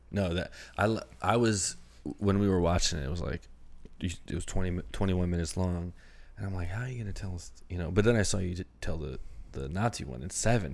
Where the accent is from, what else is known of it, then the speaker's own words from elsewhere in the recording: Maryland, United States; I'm from Maryland